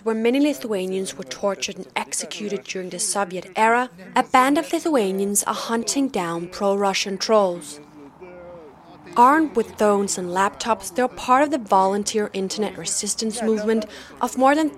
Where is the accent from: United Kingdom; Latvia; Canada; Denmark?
Denmark; I'm a journalist from Denmark